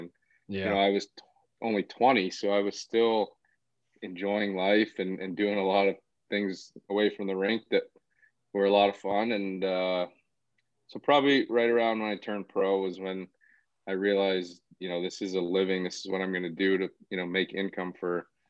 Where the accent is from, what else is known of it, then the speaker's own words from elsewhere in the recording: Brampton, Ontario, Canada; I played hockey from a young age, 4 or 5. The Brampton Battalion came into the OHL maybe when I was around 8 or 9